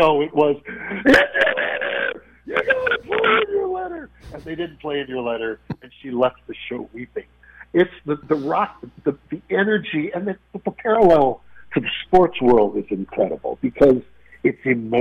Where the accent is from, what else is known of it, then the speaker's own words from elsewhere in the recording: Chicago, Illinois, United States; I grew up in Chicago